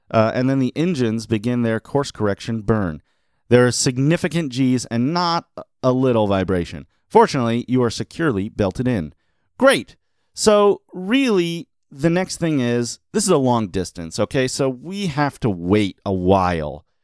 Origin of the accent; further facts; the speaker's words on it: Australia; Obviously, I'm from Australia where we use meters and kilometers constantly.